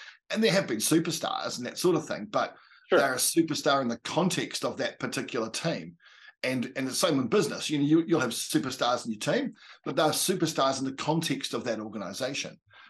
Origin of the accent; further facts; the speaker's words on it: New Zealand; I'm a Kiwi